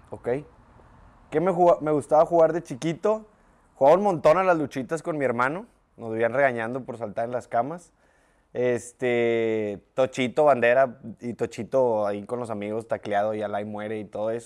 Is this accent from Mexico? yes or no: yes; Lindavista, Nuevo León, Mexico; En la Lindavista. De los 0 a los 18 años de mi vida en la Linda Vista.